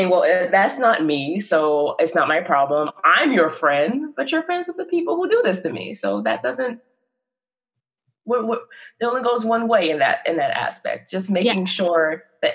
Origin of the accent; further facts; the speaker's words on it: the South, United States; I'm from the South